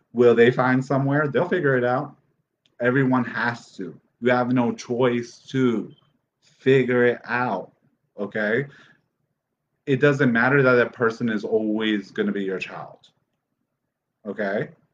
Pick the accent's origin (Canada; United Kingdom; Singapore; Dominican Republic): Dominican Republic; I'm from the Dominican Republic